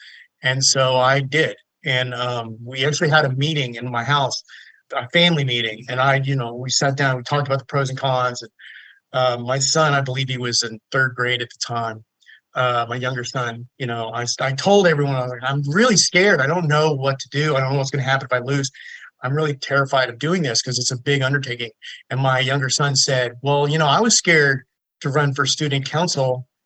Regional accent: Sugar Land, Texas, United States; I grew up in Sugar Land

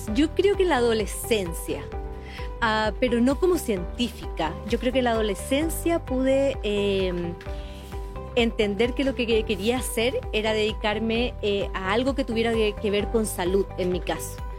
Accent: Paraguay; now in Chile; en mi país

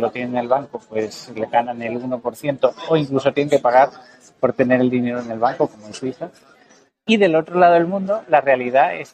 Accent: Mexico; Y es una realidad que yo conozco, por, como mexicano, pues mi familia tiene una finca de café

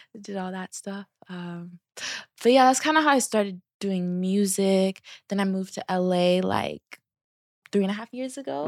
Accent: Seattle, Washington, United States; I am from Seattle, Um, let's see, out of Washington. Um, I grew up with me, my mom, my sisters

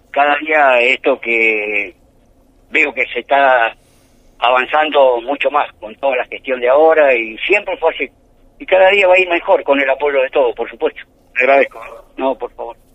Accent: Buenos Aires, Argentina; Yo soy de, yo soy de Buenos Aires, eh, vivía en Villanueva y ahora estoy acá en el hogar.

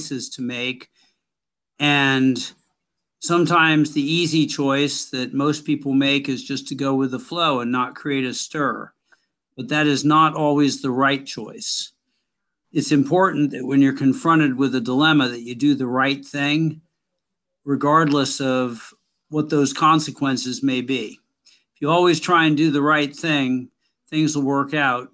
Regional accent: Maryland, United States; I grew up in Maryland

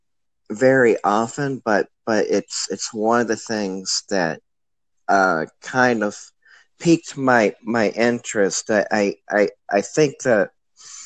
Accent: St. Louis, Missouri, United States; now in O'Fallon, United States; born and raised in St. Louis. I still am a St. Louisan, but now I live out in O'Fallon, Missouri

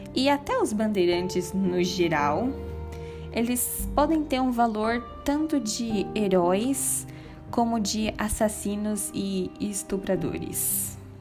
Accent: Paulistas, São Paulo, Brazil; nosso passado como paulistas

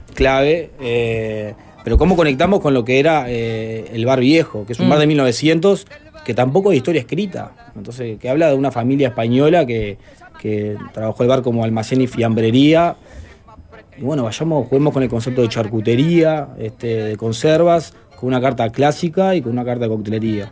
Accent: Montevideo, Uruguay; yo me crié en La Teja, hasta los 21 años vivía ahí

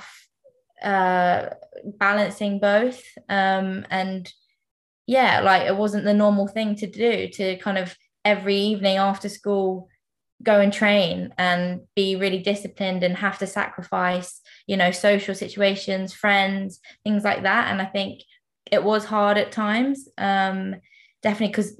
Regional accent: Isleworth, London, United Kingdom; I'm from Middlesex

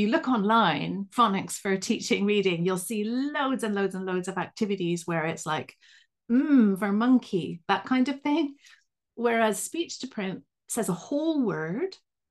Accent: Vancouver, British Columbia, Canada; now in United Kingdom; My weird accent comes from the fact that I'm a Canadian from Vancouver, but I've lived right near Liverpool in England for the last 29 years.

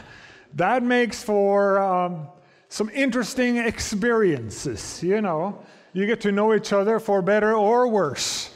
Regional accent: Norway; moved away; I come from Norway

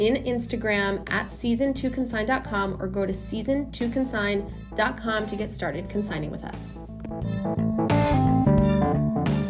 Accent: New England, United States; we're from New England. So we were Latins growing up in New England.

